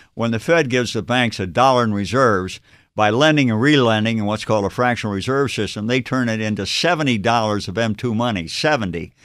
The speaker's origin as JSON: {"language": "English", "region": "Ohio", "country": "United States", "tie": "born or raised there", "also_born_or_lived": "Massachusetts / Stanford, California", "moved": "as an adult", "said": "I grew up in Ohio, I'm here in Massachusetts"}